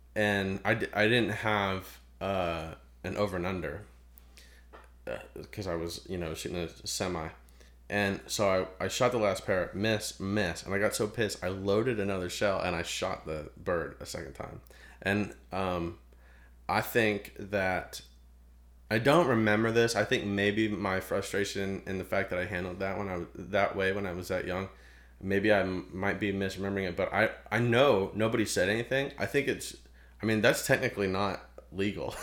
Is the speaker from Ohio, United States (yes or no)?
yes; Ohio, United States; moved away; I'm from Ohio.